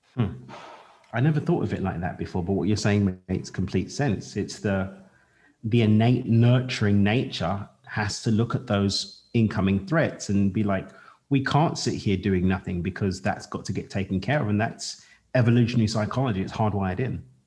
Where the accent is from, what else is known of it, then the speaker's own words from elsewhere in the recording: London, United Kingdom; I'm Black British. I was born in East London in the UK in the 80s